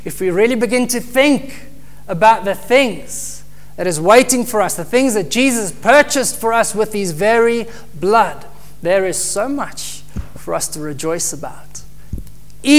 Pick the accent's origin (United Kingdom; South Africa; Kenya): South Africa; moved away; we come from South Africa